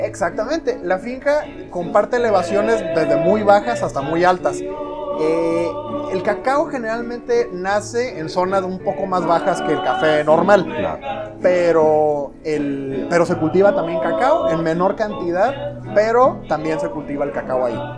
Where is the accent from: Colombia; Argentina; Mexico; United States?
Mexico; estamos muy acostumbrados como mexicanos y americanos en general